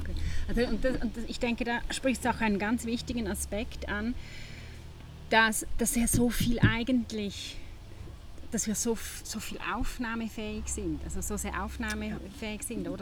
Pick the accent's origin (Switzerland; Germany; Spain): Switzerland; bei uns in der Schweiz